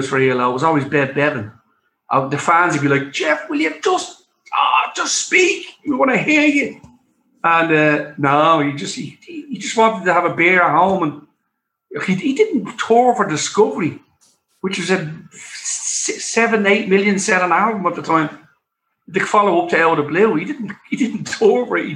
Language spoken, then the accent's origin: English; Dublin, Leinster, Ireland; I lived in Drimnagh all my life